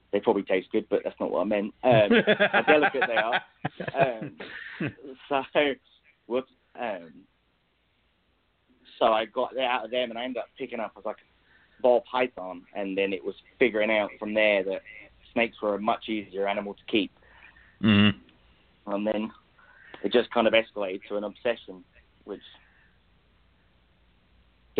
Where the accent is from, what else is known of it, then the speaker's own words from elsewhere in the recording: England, United Kingdom; accent: English; now in United States; I grew up in England, obviously. So I spent a lot of time in London at London Zoo